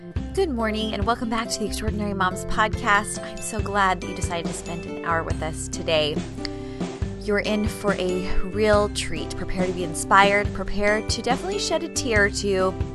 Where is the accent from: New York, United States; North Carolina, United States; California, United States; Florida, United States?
California, United States; Poway; We grew up in the same community.